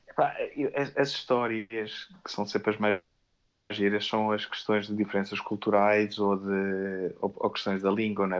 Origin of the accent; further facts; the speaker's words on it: Amadora, Lisbon, Portugal; moved away as an adult; also born or lived in Amsterdam / Réunion / Singapore; eu cresci em Portugal, mas hoje em dia não é mais casa, aliás, não é casa para mim, casa é Amsterdão